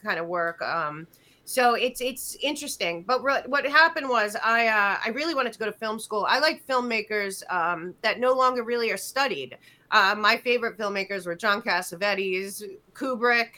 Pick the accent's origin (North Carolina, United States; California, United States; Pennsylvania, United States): Pennsylvania, United States; outside of Philadelphia; I grew up outside of Philadelphia